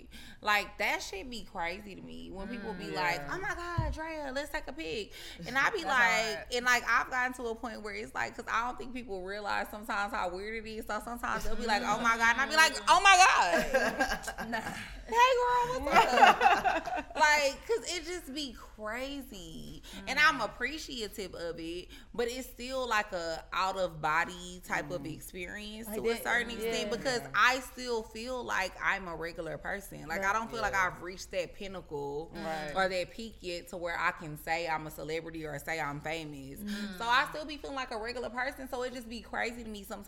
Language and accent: English; Houston, Texas, United States; now in Atlanta, United States; me being from Houston